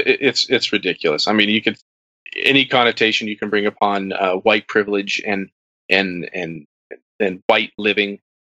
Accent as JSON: {"language": "English", "region": "Utah", "country": "United States", "tie": "born or raised there", "also_born_or_lived": "California", "said": "Born in California, moved to Utah at a very young age, been here ever since. Utah County."}